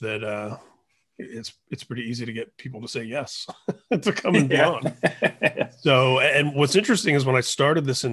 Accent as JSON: {"language": "English", "region": "Indiana", "country": "United States", "tie": "born or raised there", "moved": "yes", "said": "growing up in Indiana, where I'm from originally"}